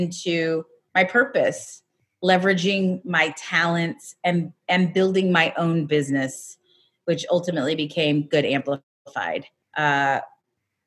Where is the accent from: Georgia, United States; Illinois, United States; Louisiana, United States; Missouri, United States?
Missouri, United States; Raytown; moved away; also born or lived in Los Angeles; I come from Raytown, Missouri